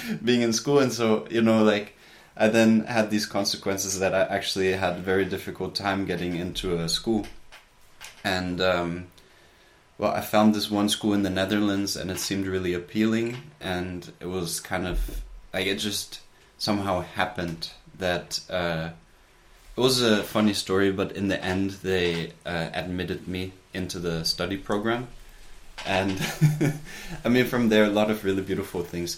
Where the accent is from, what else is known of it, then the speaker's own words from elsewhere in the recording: United States; moved away as an adult; also born or lived in Germany; now in Portugal; I grew up in the United States